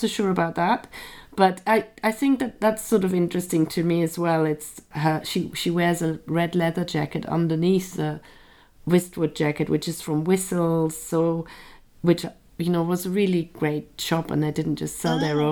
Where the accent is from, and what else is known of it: Germany; born or raised there; moved away as an adult; now in London, United Kingdom